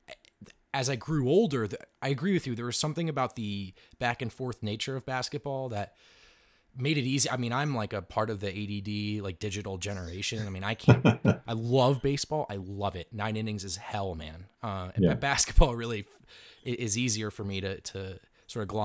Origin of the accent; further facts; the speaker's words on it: East Coast, United States; moved away; I grew up on the East Coast